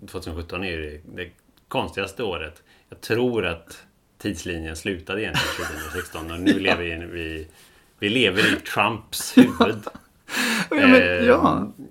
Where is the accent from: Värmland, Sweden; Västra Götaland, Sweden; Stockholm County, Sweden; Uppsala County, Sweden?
Västra Götaland, Sweden; Gothenburg; accent: Gothenburg dialect; Som hörs på min grova dialekt som kommer fram extra mycket när jag ska prata i en mick. Alltså. Så är vi i Västsverige.